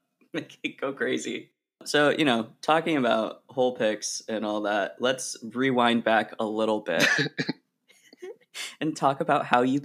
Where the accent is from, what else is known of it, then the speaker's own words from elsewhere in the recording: Oregon, United States; I grew up in Oregon